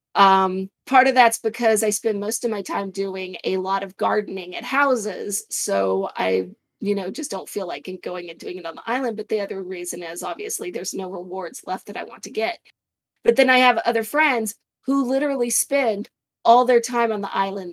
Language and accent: English; Arizona, United States; moved away; also born or lived in Indiana; I, I grew up in Arizona